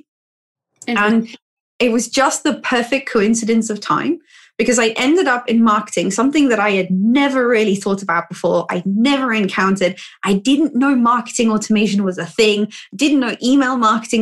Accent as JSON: {"language": "English", "town": "Cape Town", "region": "Western Cape", "country": "South Africa", "moved": "as an adult", "lives_now": "United Kingdom", "said": "I'm actually from Cape Town in South Africa, and I came to the UK because I was offered a job placement"}